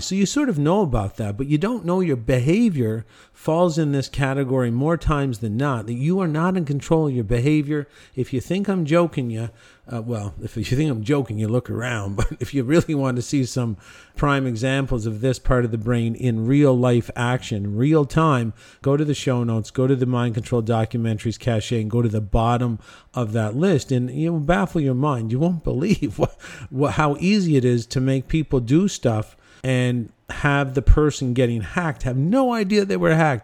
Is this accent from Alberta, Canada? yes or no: no; Cornwall, Ontario, Canada; in my hometown of Cornwall, Ontario